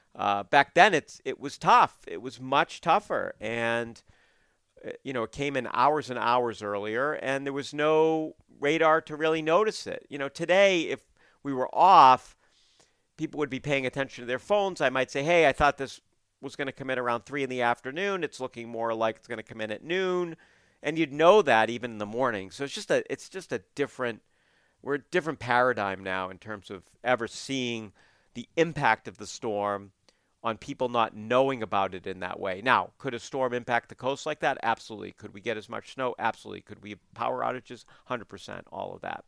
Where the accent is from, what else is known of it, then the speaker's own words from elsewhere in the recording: Portland, Maine, United States; now in southern New England, United States; I was growing up in Portland